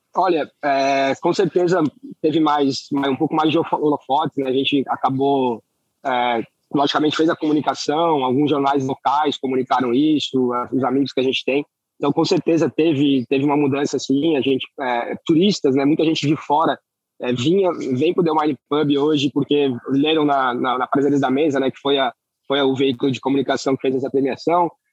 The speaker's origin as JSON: {"language": "Portuguese", "town": "Florianópolis", "region": "Santa Catarina", "country": "Brazil", "said": "Eu sou de Florianópolis"}